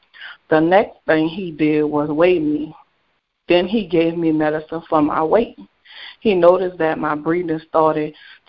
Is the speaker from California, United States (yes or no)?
no; New Orleans, Louisiana, United States; I was born in New Orleans, Louisiana, at Charity Hospital. I have a brother named Money, who I love so much. My brother and I are 12 years apart. I was raised in a desire project.